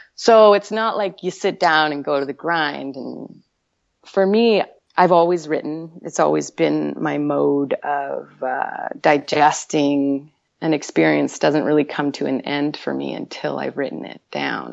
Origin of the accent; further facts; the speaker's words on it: Winnipeg, Manitoba, Canada; moved away as an adult; also born or lived in Vancouver; I'm originally from Winnipeg, Manitoba